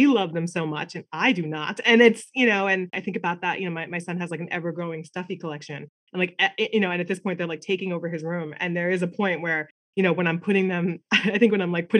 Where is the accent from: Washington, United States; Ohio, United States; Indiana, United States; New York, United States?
New York, United States; Long Island; I'm from Long Island.